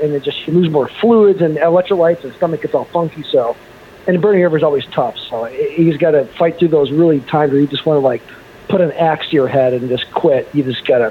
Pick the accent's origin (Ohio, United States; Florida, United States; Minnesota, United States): Ohio, United States; Cleveland; I'm from Cleveland